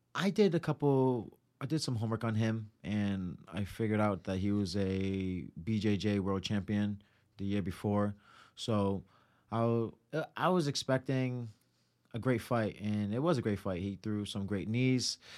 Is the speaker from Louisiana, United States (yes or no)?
no; Providence, Rhode Island, United States; also born or lived in Cranston, Rhode Island; I am from Providence